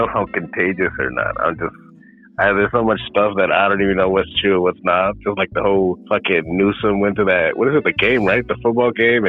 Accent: Oregon, United States; I was born in Oregon.

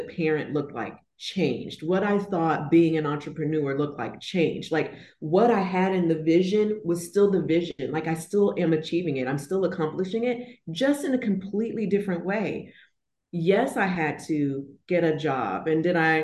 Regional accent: Florida, United States; moved away as an adult; I'm originally from Florida. I've moved from Florida and now I'm relocated to a whole new city, a whole new state, whole new time zone

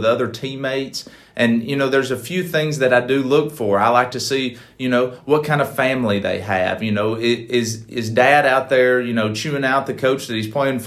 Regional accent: East Tennessee, United States; moved away as an adult; also born or lived in Huntsville, Alabama; now in Alabama, United States; near my hometown in East Tennessee

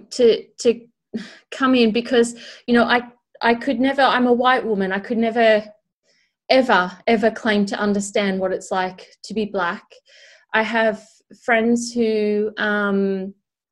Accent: Australia; now in United Kingdom; I'm Australian, but I live in the UK. And as someone with this kind of experience where I'm Australian who's living in a country that's completely different to what I grew up in, but then I'm looking back into a country that I did grow up

